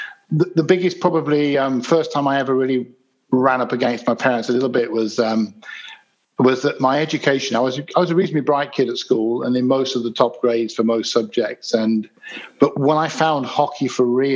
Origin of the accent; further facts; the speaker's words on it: Leicester, East Midlands, United Kingdom; also born or lived in Birstall; I was born in the centre of Leicester in the UK, which is in the Midlands